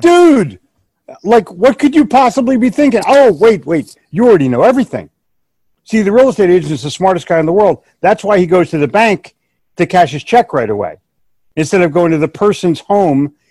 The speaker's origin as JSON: {"language": "English", "town": "Philadelphia", "region": "Pennsylvania", "country": "United States", "tie": "born or raised there", "said": "we're both from the Northeast. I grew up in Philly."}